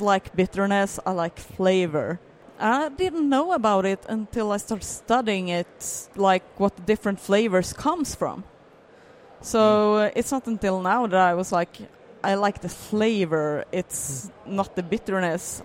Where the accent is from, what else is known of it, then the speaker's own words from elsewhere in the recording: Landvetter, Västra Götaland, Sweden; I grew up in Landvetter